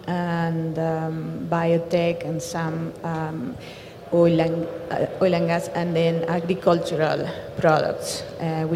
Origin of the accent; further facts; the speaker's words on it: Argentina; moved away as an adult; also born or lived in New York; I am from Argentina